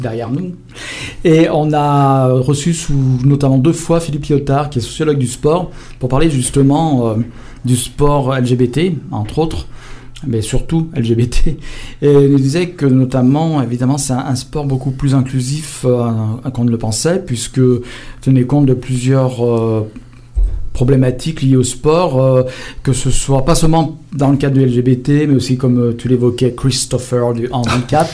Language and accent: French; Lyon, Auvergne-Rhône-Alpes, France; nous, on est lyonnais